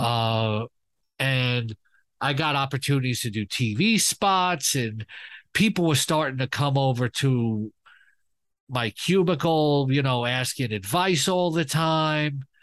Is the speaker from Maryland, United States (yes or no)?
no; New York City, New York, United States; I grew up in Queens